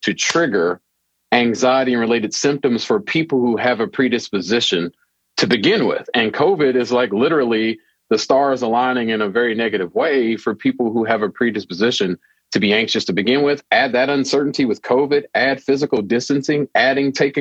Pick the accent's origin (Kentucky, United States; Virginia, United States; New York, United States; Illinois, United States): Kentucky, United States; Louisville; I'm born and raised in Louisville, Kentucky